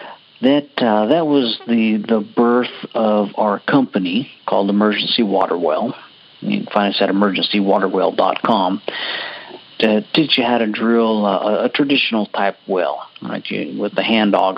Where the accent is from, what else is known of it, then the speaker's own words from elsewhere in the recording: Alaska, United States; now in Houston, United States; growing up in Alaska, it was no big deal being without power and water and food